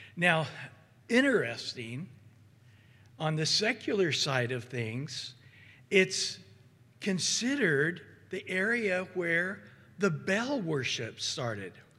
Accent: Central Valley, California, United States; I grew up in the Central Valley

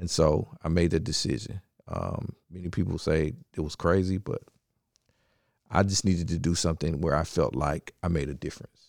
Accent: Memphis, Tennessee, United States; also born or lived in Nashville, Tennessee; I am originally from, uh, Memphis, Tennessee, born and raised.

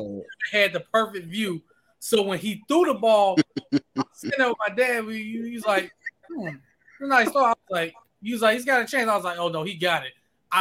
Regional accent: Pensacola, Florida, United States; I'm from Pensacola.

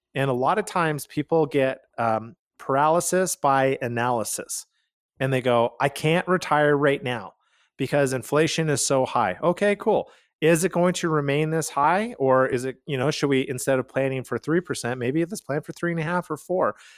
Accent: Calgary, Alberta, Canada; We are from Calgary, Canada

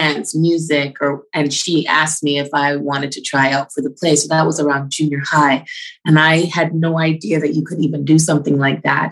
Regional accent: Jamaica; also born or lived in Toronto, Canada / Brampton, Ontario, Canada; now in Canada; I was born in Toronto, and then very, very early on in my life, I was taken to Jamaica, and I was raised with my grandparents

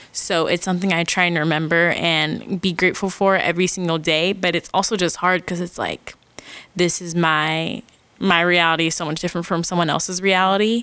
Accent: Phoenix, Arizona, United States; I'm from Phoenix, Arizona

